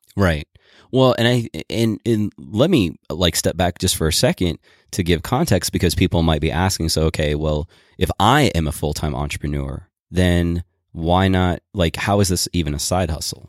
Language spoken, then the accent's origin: English; Boulder, Colorado, United States; We're from Boulder.